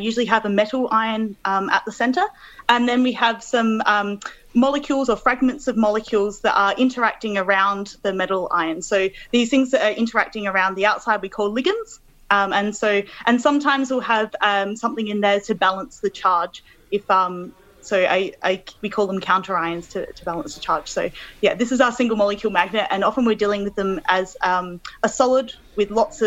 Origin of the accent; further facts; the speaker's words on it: Adelaide, South Australia, Australia; moved away as an adult; also born or lived in Melbourne, Australia; now in Manchester, United Kingdom; I'm originally from Adelaide, so I grew up there